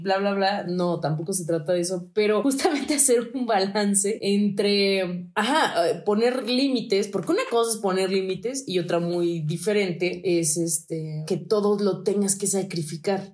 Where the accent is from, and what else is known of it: Mexico